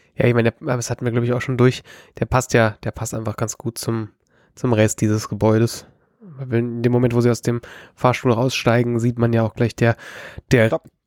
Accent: Bavaria, Germany; wir sind aus Bayern, schwarz wie unsere Seele

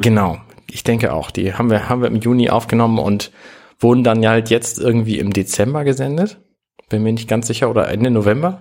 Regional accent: Germany; als Deutscher

